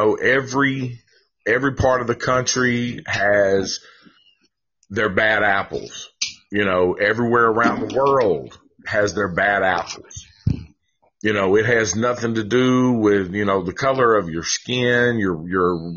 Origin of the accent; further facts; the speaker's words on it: Vine Hill Projects, California, United States; also born or lived in Antioch / Oklahoma / Oak Cliff, Dallas; I was raised in Vine Hill Projects and it's right next to Woodbine